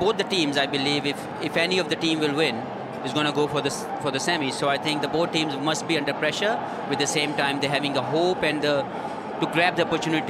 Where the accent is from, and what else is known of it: Pakistan